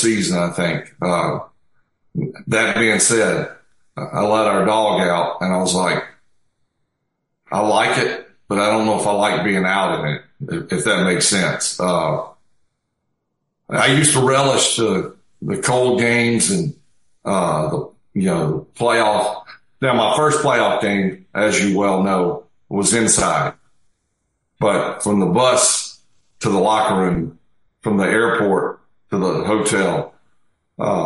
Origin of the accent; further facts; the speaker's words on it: South Mississippi, United States; now in Hattiesburg, United States; I grew up in South Mississippi